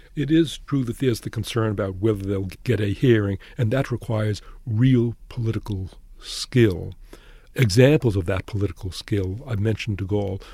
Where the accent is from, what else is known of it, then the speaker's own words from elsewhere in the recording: Boston, Massachusetts, United States; moved away; I grew up in Boston.